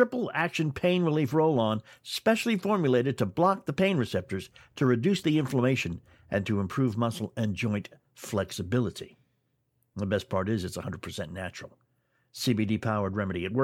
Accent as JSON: {"language": "English", "area": "near Montreal", "region": "Quebec", "country": "Canada", "tie": "born or raised there", "said": "I grew up in an area quite close to Montreal"}